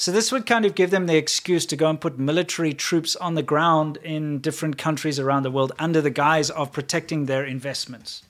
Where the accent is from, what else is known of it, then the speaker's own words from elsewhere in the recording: South Africa; me as a South African